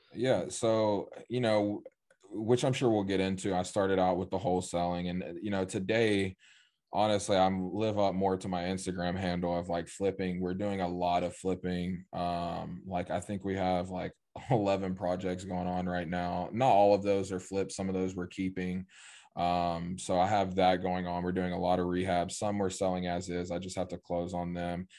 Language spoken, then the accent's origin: English; East Tennessee, United States; I grew up in East Tennessee, small town of like ten thousand people.